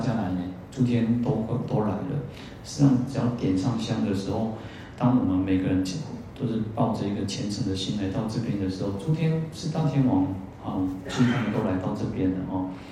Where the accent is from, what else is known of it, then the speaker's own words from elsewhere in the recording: Taiwan; 我们都现在讲台湾话